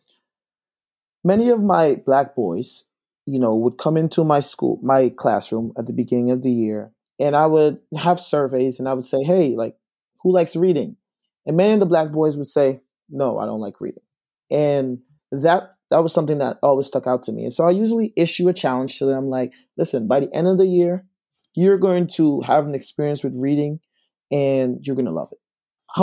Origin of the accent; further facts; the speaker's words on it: Guyana; now in Albany, United States; I'm originally from South America in Guyana. And so I moved here to the States in 2001.